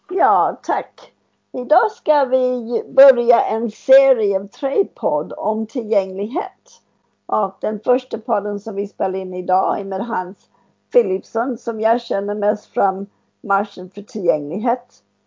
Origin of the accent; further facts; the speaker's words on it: United States; Swedish is a second language; now in Sweden; Jag är från USA, amerikanskt då.